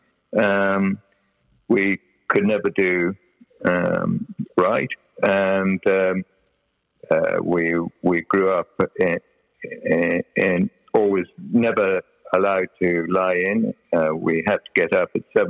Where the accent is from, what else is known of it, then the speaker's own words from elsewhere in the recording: North Wales, United Kingdom; moved away as an adult; grew up in this environment of North Wales